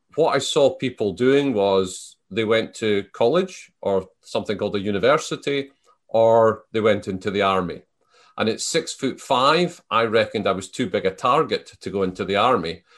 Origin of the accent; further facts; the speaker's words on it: Selkirk, Scotland, United Kingdom; moved away as an adult; I was born in the Scottish Borders. So, the, the town I was born in, Selkirk, my family have been there for four hundred years.